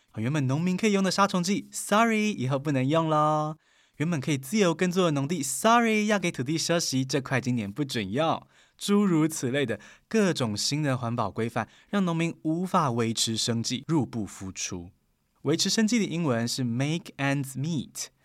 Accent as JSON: {"language": "Chinese", "country": "Taiwan", "said": "我们台湾人很有感哦"}